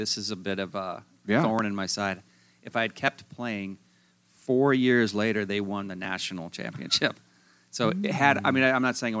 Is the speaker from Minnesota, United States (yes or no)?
yes; Minneapolis, Minnesota, United States; I went to Minneapolis public schools growing up